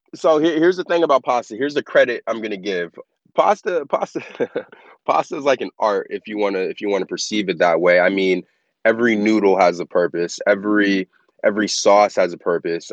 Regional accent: Las Vegas, Nevada, United States; I am born and raised in Las Vegas

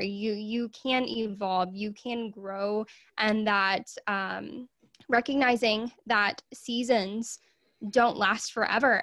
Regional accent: Arkansas, United States; I am from Arkansas in the U S

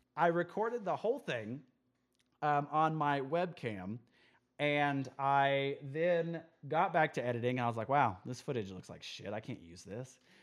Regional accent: Midland, Texas, United States; also born or lived in Amarillo, Texas; I grew up in Midland, Texas for a long

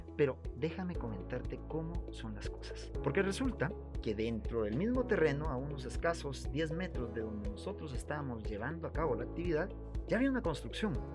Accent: Guatemala; Somos guatemaltecos

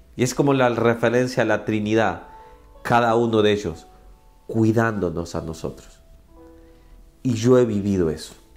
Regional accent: Ahuachapán, El Salvador; moved away; also born or lived in San Salvador, El Salvador; yo soy del Salvador, mi querido El Salvador. Nací en San Salvador, pero crecí por casi toda mi vida, mis 15 ah, años, creo, er, no, 13 años, 14 años. Crecí en un pueblo, una ciudad que se llama Huachapá

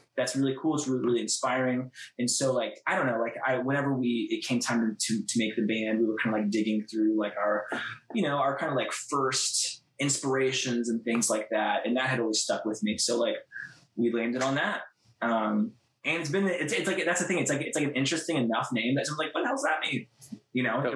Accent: Columbus, Ohio, United States; we're from Columbus, Ohio, which is like Midwest

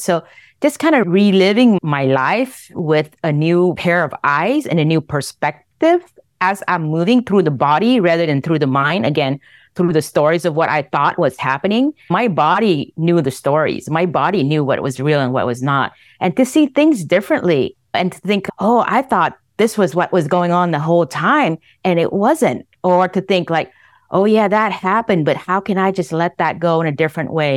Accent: Vietnam; moved away; I was born in Vietnam. I was born in the middle of the Vietnam War.

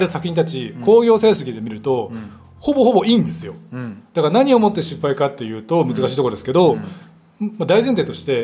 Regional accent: Yokohama, Kanagawa, Japan; 僕横浜出身ですからよくわかるんですけど、はい、まあ、僕は本当に横浜駅から歩いて行けるぐらいのところに住んでたんで、うん、どこ出身ですかって言われたら、まあ、横浜出身ですって言うんですけ

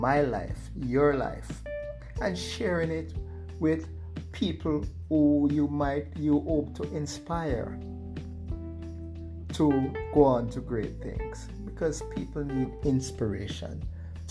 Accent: Jamaica; I'm from Jamaica

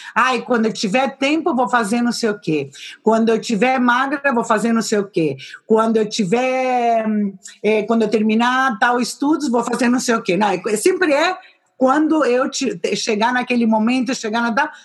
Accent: São Paulo, Brazil; also born or lived in Madrid, Spain / Valladolid, Spain; now in Gijón, Spain; eu nasci em São Paulo

